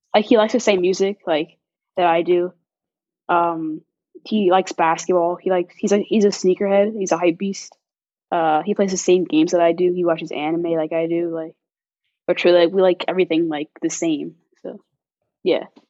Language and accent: English; Chicago, Illinois, United States; also born or lived in Los Angeles, California; I'm from Chicago, Illinois